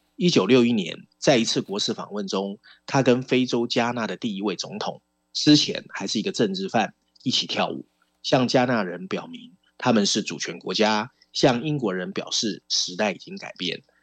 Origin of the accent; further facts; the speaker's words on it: Taiwan; 尤其对我们台湾人来说，可以趁这个文章了解一下英国的实际政治状况啊。